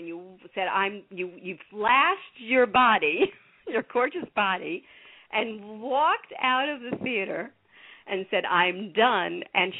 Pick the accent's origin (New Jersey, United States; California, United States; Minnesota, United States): New Jersey, United States; I'm from New Jersey.